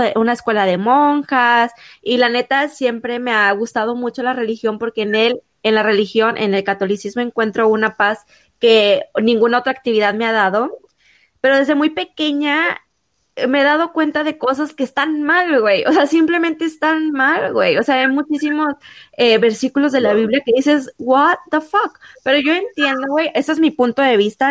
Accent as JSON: {"language": "Spanish", "country": "Mexico", "said": "uno como mexicano"}